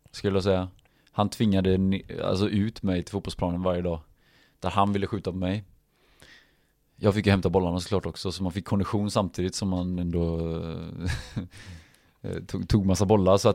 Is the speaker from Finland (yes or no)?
no; Stavanger, Rogaland, Norway; also born or lived in Norrköping, Sweden; Jag är född i Norrköping, flyttade 94 till ehm, Stavanger. Där egentligen hela eh, fotbollsäventyret egentligen började då, men, men inte på riktigt allvar då eftersom man var så pass ung.